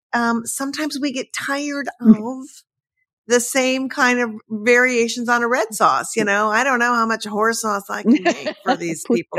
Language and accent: English; Midwest, United States; I'm from the Midwest.